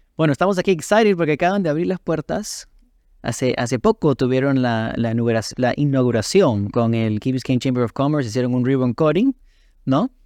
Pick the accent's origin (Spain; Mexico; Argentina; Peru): Peru; siendo peruano